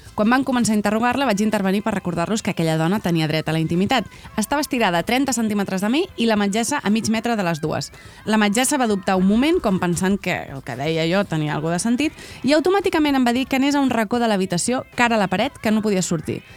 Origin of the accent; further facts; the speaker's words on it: Barcelona, Catalonia, Spain; Jo sóc d'Horta.